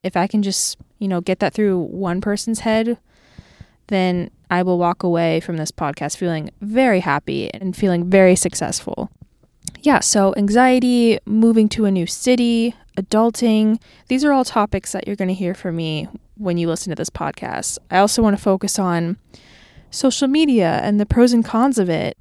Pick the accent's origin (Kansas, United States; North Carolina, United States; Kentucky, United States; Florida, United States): Florida, United States; Clearwater; moved away as an adult; now in Nashville, United States; I am from Clearwater, Florida, and I moved to Nashville, Tennessee six months ago